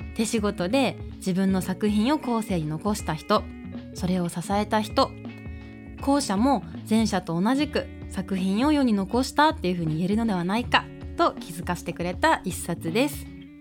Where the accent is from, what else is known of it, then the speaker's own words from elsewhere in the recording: Iizuka, Fukuoka, Japan; now in Fukuoka, Japan; 私の故郷飯塚